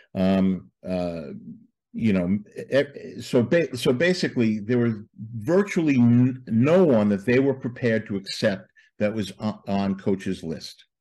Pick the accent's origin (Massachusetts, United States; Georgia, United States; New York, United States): New York, United States; Levittown; I grew up in Levittown, uh, New York, Levittown, Long Island